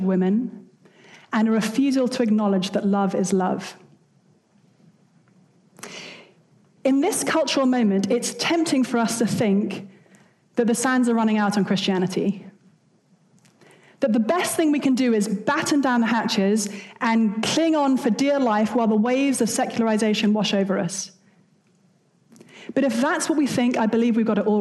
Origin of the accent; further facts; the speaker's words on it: United Kingdom; I'm British